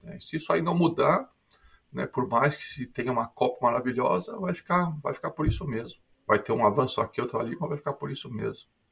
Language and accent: Portuguese; Porto Alegre, Rio Grande do Sul, Brazil; moved away as an adult; also born or lived in São Paulo; now in Sydney, Australia; eu sou brasileiro de Porto Alegre, mas fiz minha formação acadêmica